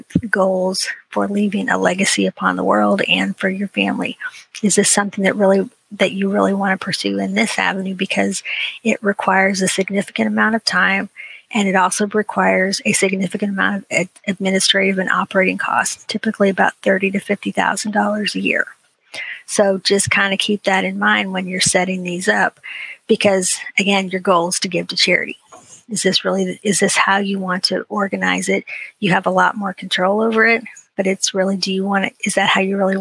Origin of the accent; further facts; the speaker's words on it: Ohio, United States; I grew up in a little podunk town in Ohio